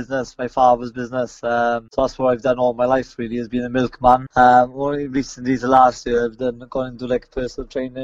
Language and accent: English; Wales, United Kingdom; defend it in my hometown